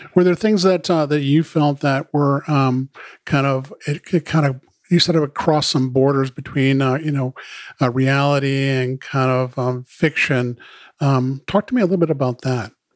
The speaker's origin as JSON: {"language": "English", "region": "Maine", "country": "United States", "said": "I'm from Maine"}